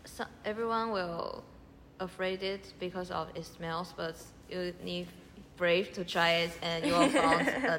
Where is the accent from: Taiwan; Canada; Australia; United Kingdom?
Taiwan; English is a second language; I'm from Taiwan too.